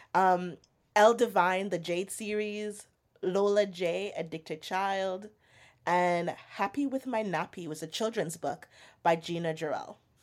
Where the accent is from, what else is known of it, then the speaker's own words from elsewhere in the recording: Jamaica; moved away; I grew up in Jamaica